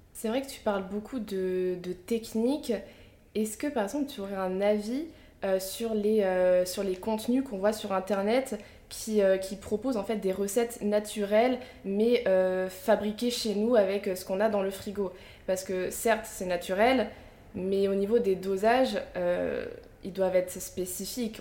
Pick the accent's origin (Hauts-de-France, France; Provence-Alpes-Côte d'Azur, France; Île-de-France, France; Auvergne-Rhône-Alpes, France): Hauts-de-France, France; Picardy; j'ai grandi en Picardie